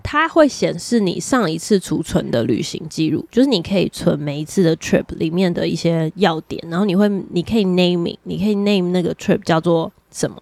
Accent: Taiwan; 身为台湾人

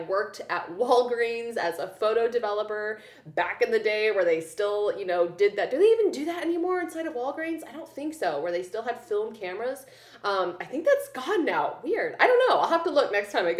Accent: Columbia, Missouri, United States; moved away as an adult; also born or lived in Los Angeles, California / Kansas City; I grew up in Columbia, Missouri

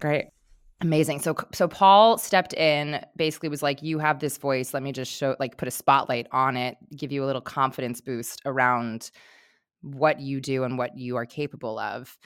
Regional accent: New York, United States; growing up in New York, like, I have that directness

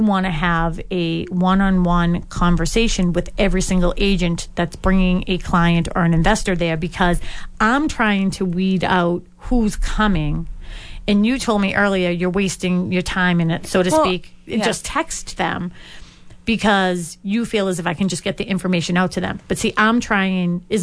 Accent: Boston, Massachusetts, United States; I'm originally from Dorchester

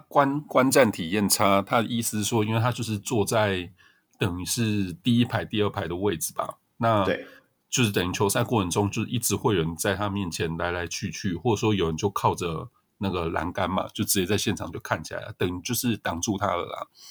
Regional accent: southern Taiwan, Taiwan; moved away; 我是南部来的嘛，所以就会支持南部球队

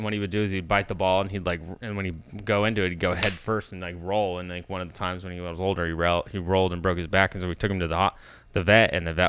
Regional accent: Fresno, California, United States; now in Austin, United States; Yeah, I'm from Fresno.

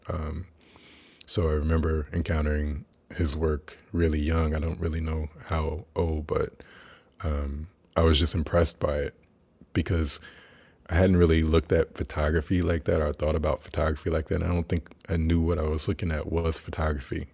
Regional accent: Kansas, United States; I was born in Kansas

